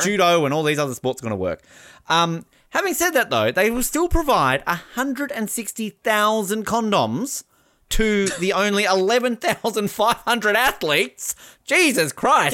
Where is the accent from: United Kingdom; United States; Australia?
Australia; As an Australian